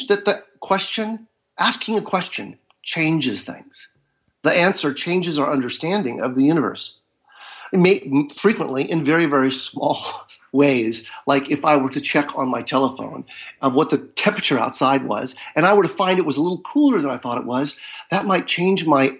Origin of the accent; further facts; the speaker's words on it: Marin County, Northern California, United States; now in Southern California, United States; I live in Southern California. And I was raised in Northern California, in Marin County.